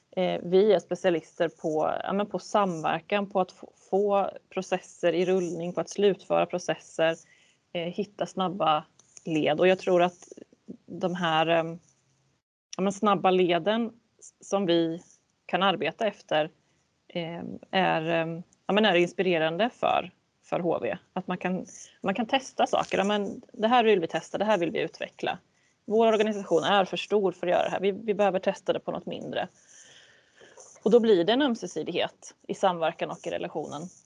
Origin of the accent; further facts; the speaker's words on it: a municipality neighbouring Västervik, Kalmar County, Sweden; jag bodde i en, en grannkommun till Västervik som var betydligt mindre